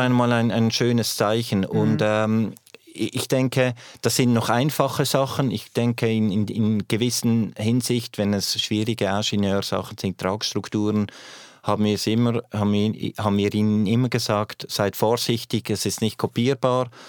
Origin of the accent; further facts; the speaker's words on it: Switzerland; als Schweizer